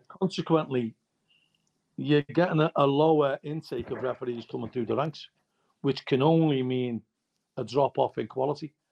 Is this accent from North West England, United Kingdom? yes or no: yes; Liverpool, North West England, United Kingdom; I'm from Liverpool